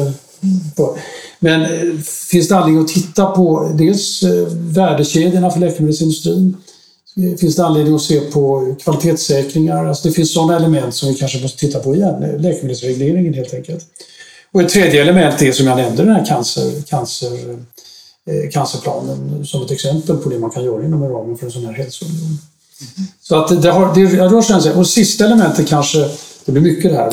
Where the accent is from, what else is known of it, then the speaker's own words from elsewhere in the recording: Sweden; moved away as an adult; also born or lived in Brussels, Belgium; jag kom hem till Sverige från Bryssel i eh, mitten av september